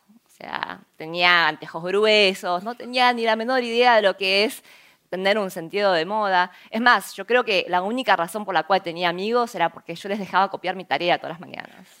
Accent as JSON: {"language": "Spanish", "country": "Argentina", "tie": "born or raised there", "also_born_or_lived": "South Korea / United States", "second_language": "Spanish", "moved": "yes", "said": "Crecí en Argentina"}